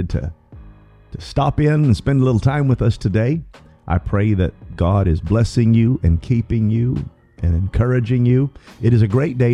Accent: Durham, North Carolina, United States; I'm from Durham, North Carolina

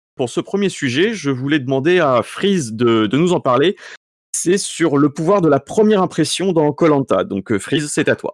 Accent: Sarthe, Pays de la Loire, France; je viens de l'ouest, donc je suis sartois

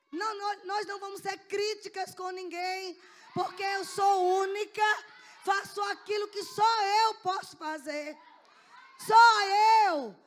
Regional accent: Sergipe, Brazil; moved away as an adult; now in Salvador, Brazil; Na verdade, eu sou sergipana, mas eu moro há 15 anos em Salvador

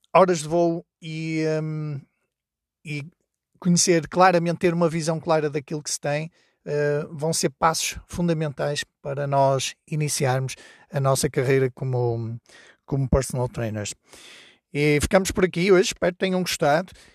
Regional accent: Porto, Norte, Portugal; now in Trás-os-Montes, Portugal; eu vivo em, em Trás-os-Montes, mas sou do Porto

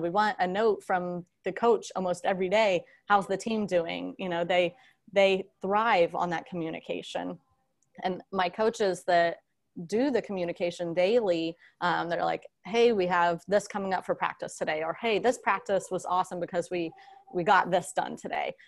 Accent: Seffner, Florida, United States; also born or lived in Ohio; I grew up in Sefner, Florida, Tampa Bay area

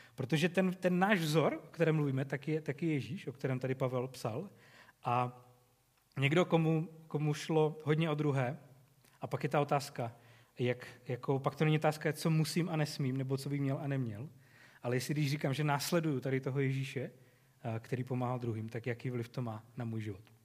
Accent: Czechia; jako Češi

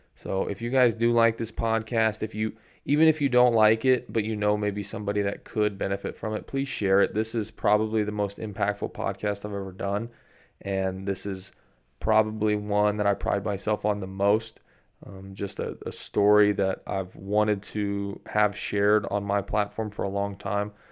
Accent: Missouri, United States; That's where I'm from. I'm from Missouri

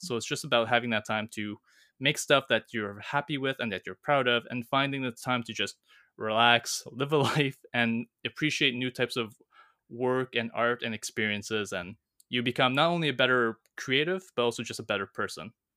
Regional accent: Canada; moved away as an adult; I'm back in my hometown

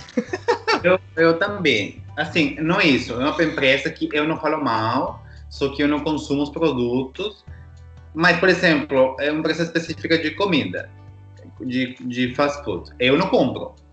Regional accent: Peru; moved away; sou peruano

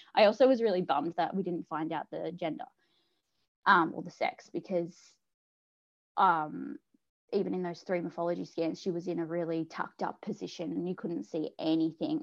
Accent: South Coast, New South Wales, Australia; I'm from the South Coast, uh, New South Wales in Australia

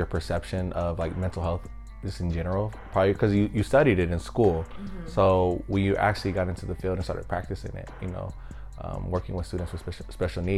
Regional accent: Colton, California, United States; moved away as an adult; also born or lived in Oregon / San Francisco Bay Area; we came up from Colton High all the way to University of Oregon

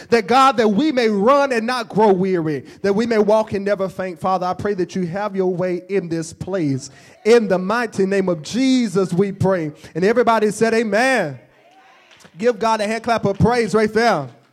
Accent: Oxford, Mississippi, United States; I'm from Oxford. It's not too far from here.

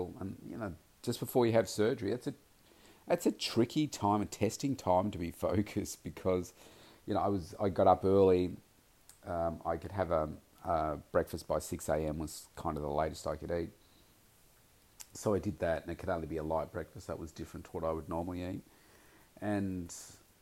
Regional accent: Melbourne, Victoria, Australia; here in my hometown, Melbourne

